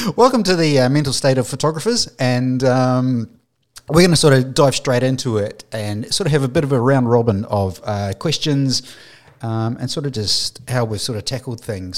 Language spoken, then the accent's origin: English; New Zealand; moved away; I'm from New Zealand, my family's over there.